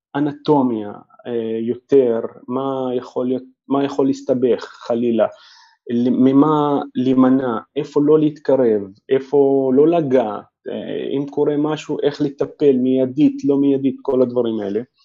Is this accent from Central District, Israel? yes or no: no; Nazareth, Northern District, Israel; moved away as an adult; also born or lived in Jerusalem / Haifa; חזרתי אה, אה, לנצרת, איפה שנולדתי